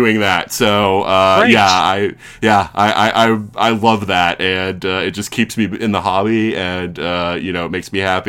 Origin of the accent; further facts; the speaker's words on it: South Carolina, United States; where I grew up in South Carolina